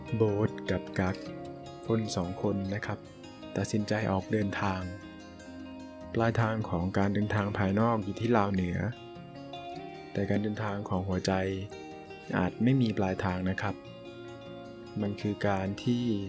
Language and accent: Thai; Phang Nga, Thailand; จังหวัดพังงาซึ่งเป็นจังหวัดที่ผมเกิดแล้วก็อาศัยอยู่ปัจจุบัน